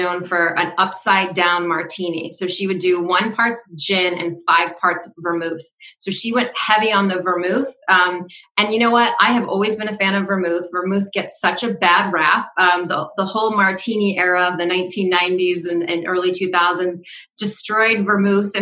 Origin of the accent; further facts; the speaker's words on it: Seattle, Washington, United States; now in Rhode Island, United States; I grew up in the Seattle area, so I was around a lot of mountains